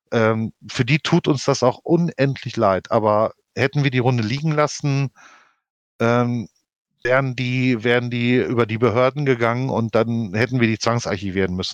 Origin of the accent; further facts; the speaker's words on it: Denmark; born there; Ja, was sie aber nicht wussten, dass ich gebürtige Dänin bin, denen habe ich auf Dänisch die Meinung gegeigt.